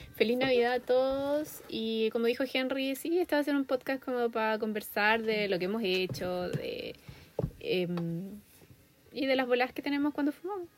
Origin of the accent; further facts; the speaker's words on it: Chile; moved away as an adult; also born or lived in Australia; now in United States; yo, soy de Chile